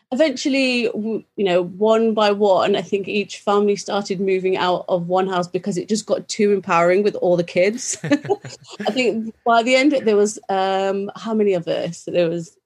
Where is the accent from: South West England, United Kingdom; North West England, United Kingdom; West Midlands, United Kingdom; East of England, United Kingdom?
West Midlands, United Kingdom; Birmingham; I was born in Birmingham, England, and born into a British Sikh family